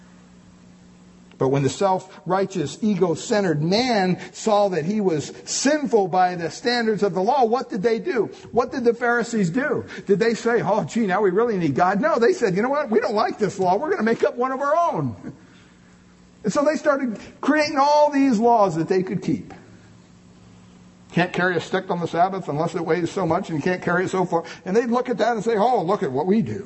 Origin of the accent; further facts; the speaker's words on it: Montoursville, Pennsylvania, United States; They still have masses in my hometown parish there of Montoursville, Pennsylvania